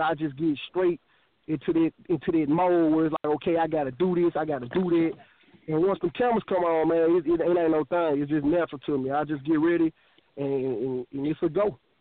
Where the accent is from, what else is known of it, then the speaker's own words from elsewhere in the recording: Memphis, Tennessee, United States; I'm from Memphis, Tennessee. I have bounced around, but Memphis, Tennessee has been my home most of my life